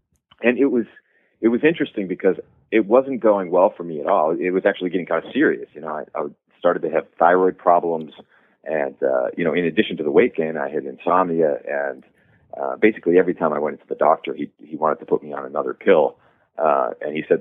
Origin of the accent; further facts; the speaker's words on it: New Hampshire, United States; moved away as an adult; also born or lived in Washington, D.C.; I grew up in New Hampshire, where it's the middle of nowhere.